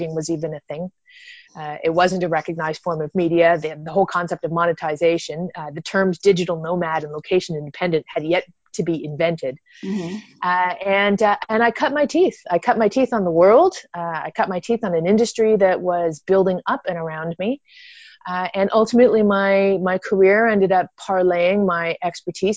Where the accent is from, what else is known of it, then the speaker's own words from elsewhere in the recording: Canada; moved away as an adult; also born or lived in Toronto, Canada; I'm originally from Canada